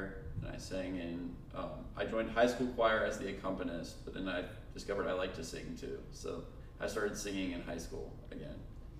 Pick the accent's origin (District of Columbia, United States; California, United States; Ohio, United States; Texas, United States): Ohio, United States; Cincinnati; also born or lived in Pittsburgh, Pennsylvania; I was born in Pittsburgh, grew up in Cincinnati.